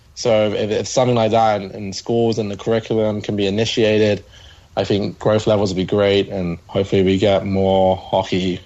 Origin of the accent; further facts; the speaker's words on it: London, United Kingdom; So yeah, I'm from the UK. I'm from London, just outside.